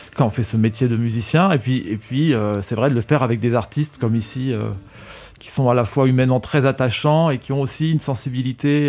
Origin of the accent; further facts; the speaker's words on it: France; j'ai grandi en France, je suis né en France.